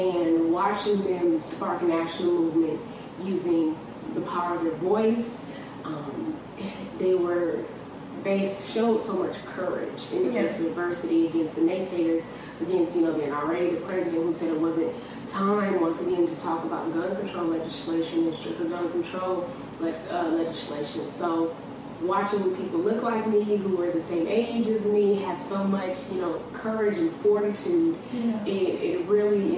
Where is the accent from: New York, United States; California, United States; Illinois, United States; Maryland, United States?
California, United States; Long Beach; moved away; also born or lived in Lakewood, California; Yeah, so that's where I'm from. That's where I reside. I live in Lakewood, California, but Long Beach, Lakewood, those are my home, or that's my home.